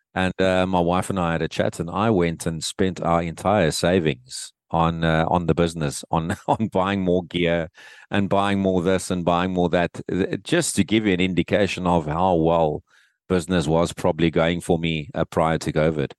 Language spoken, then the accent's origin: English; Cape Town, Western Cape, South Africa; back here in my hometown, in, in Cape Town.